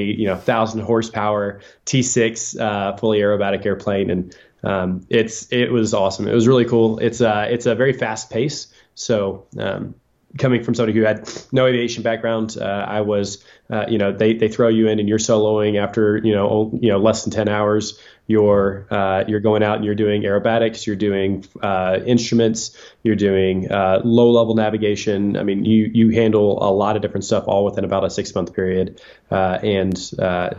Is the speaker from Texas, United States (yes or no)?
yes; Texas, United States; moved away as an adult; I'm a born and raised Texan, born in Texas, went to a university in Texas